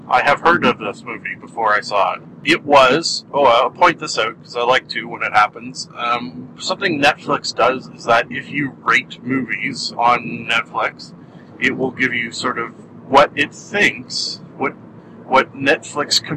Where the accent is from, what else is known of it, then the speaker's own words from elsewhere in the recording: Canada; I am a Canadian